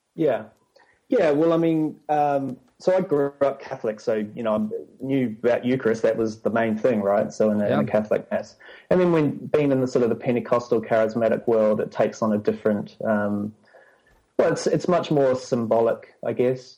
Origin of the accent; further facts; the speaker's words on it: New Zealand; moved away as an adult; also born or lived in London; now in Sydney, Australia; I grew up in New Zealand